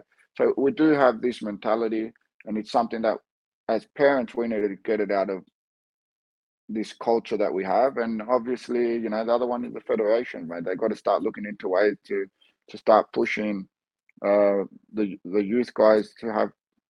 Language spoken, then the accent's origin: English; Australia; born there; So I'm Australian born, but everything about me is Greek, right? I'm Cypriot.